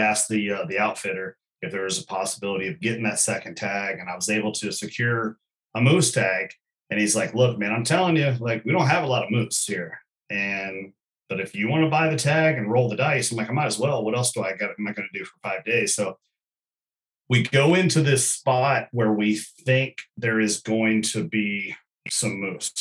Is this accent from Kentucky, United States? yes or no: yes; Kentucky, United States; growing up in Kentucky